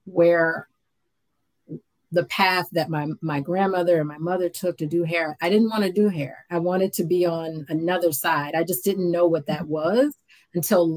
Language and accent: English; Richmond, Virginia, United States; I grew up in Richmond, Virginia